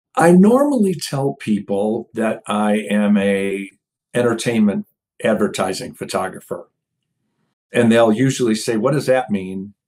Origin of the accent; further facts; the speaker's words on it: outside of Detroit, Michigan, United States; moved away; I grew up right outside of Detroit